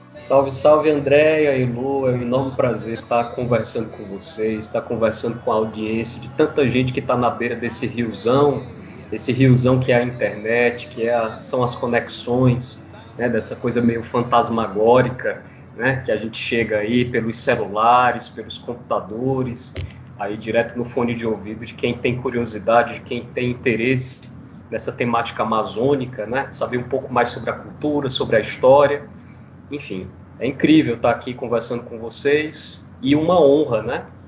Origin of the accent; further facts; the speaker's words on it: Fortaleza, Ceará, Brazil; Minha família é toda radicada no Ceará, vinda do interior do Ceará né, na década de 50, mais ou menos, do século 20, para Fortaleza, onde eu nasci